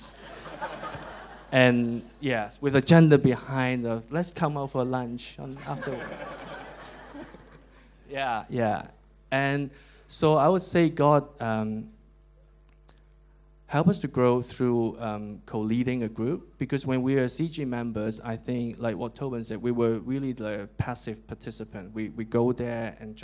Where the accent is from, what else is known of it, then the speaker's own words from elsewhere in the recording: Hong Kong; moved away as an adult; also born or lived in London; So I was from Hong Kong, but then we met in London. We worked in London for quite a long time